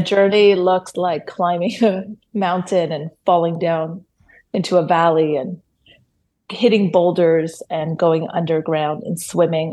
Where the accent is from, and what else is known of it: Toronto, Ontario, Canada; born or raised there; first language Hebrew; English is a second language; moved away as an adult; now in Israel